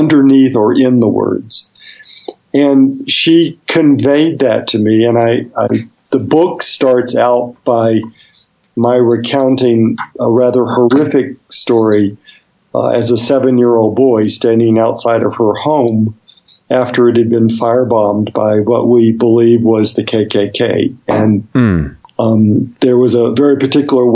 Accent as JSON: {"language": "English", "town": "Birmingham", "region": "Alabama", "country": "United States", "tie": "born or raised there", "said": "I grew up in Birmingham, Alabama."}